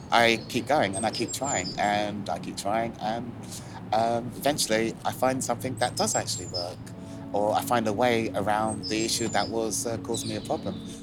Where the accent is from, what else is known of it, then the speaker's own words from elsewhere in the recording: London, United Kingdom; also born or lived in Islington; Where I grew up, I was born actually in Islington, and then my uh, parents moved us to um, Hackney.